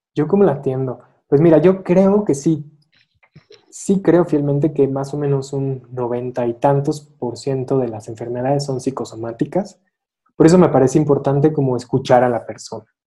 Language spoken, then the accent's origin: Spanish; Irapuato, Guanajuato, Mexico; also born or lived in Tijuana; now in Mexico City, Mexico; nací en la Ciudad de México, crecí en la ciudad de Irapuato, Guanajuato.